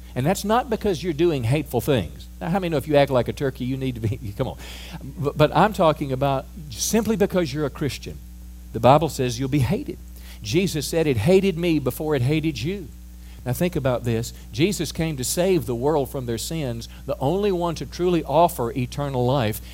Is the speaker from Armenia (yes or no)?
no; United States; as an American